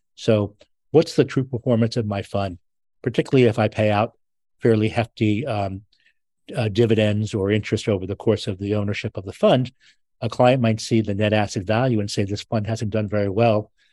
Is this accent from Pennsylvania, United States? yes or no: yes; Philadelphia, Pennsylvania, United States; I'm from Philadelphia